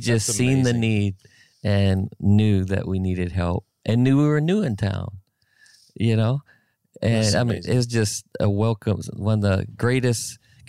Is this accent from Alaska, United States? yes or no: yes; Alaska, United States; I'm from Alaska, dude, one of the most coldest places on the face of the earth.